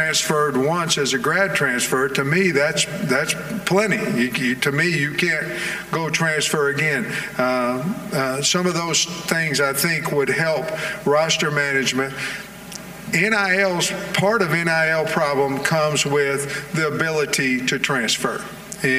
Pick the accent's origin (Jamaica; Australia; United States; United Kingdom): United States; Oklahoma; I'm from Oklahoma. Grew up a Sooner fan until I moved out to Eastern Oklahoma, became a Hog fan